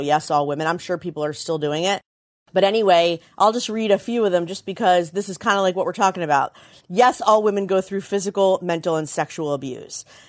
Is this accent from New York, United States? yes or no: no; Frederick, Maryland, United States; I grew up in Frederick, Maryland